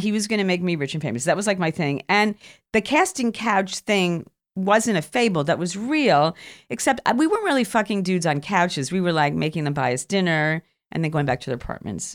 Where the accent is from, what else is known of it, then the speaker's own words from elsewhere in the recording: New York City, New York, United States; moved away as an adult; I came from Queens